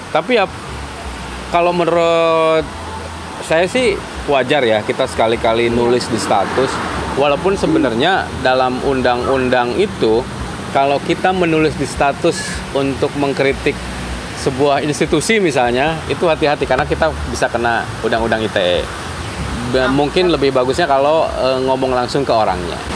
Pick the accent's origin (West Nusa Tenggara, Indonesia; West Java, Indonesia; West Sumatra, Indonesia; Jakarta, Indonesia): West Java, Indonesia; Tapi saya sebagai orang Sunda harus mempertahankan eksistensi saya sebagai orang Sunda. Hidup Sunda.